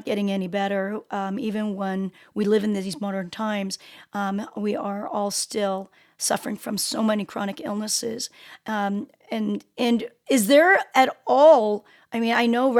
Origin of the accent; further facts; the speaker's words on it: South Korea; I was born in Korea. Both my parents are Korean